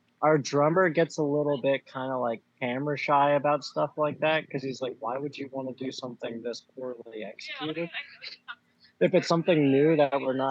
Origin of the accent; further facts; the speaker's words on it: Bethlehem, Pennsylvania, United States; moved away as an adult; now in Philadelphia, United States; I'm from Bethlehem.